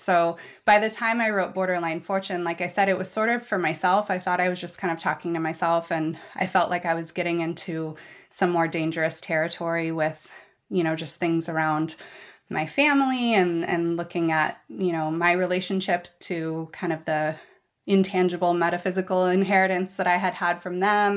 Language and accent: English; Seattle, Washington, United States; I was born and raised in West Seattle